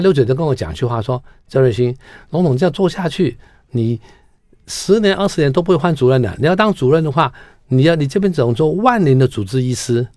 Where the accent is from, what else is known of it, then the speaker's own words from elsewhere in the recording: Hong Kong; moved away as an adult; now in Taiwan; 因为我在香港的时候